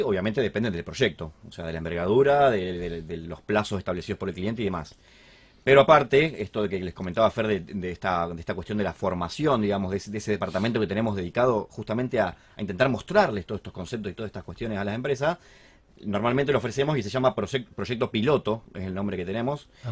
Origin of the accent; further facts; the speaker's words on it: Argentina; sabiendo cómo somos los argentinos